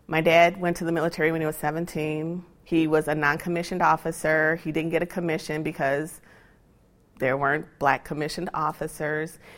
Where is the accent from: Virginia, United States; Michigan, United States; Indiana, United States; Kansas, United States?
Indiana, United States; Gary; I grew up in Means Manor in Gary, Indiana